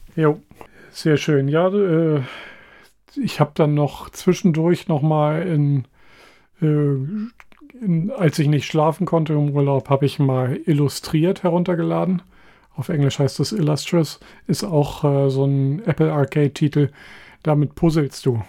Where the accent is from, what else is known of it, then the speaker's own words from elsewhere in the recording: Hanover, Lower Saxony, Germany; als Hannoveraner